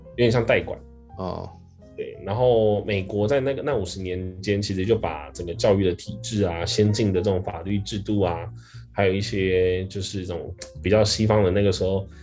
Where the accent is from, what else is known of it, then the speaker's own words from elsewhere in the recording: Taiwan; moved away as an adult; now in Philippines; 台湾也是嘛，台湾现在你看，我小时候我每次念就是国立编译馆，每次觉得我是中国人啊，然后长大了之后才越来越发现两个国家不一样。